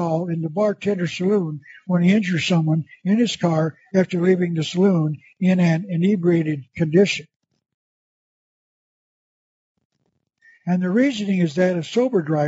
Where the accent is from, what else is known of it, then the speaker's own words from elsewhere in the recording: Tucson, Arizona, United States; My hometown of Tucson